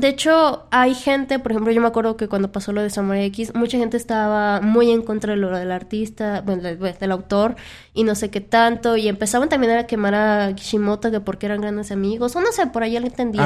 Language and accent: Spanish; Mexico; en nuestra cultura, al menos como mexicanos